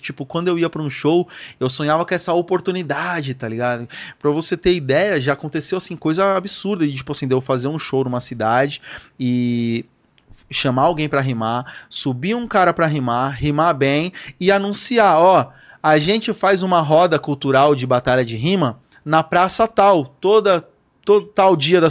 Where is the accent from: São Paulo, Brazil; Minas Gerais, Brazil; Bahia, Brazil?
São Paulo, Brazil; na primeira casa onde eu morei, lá onde? no Lausanne, zona norte de São Paulo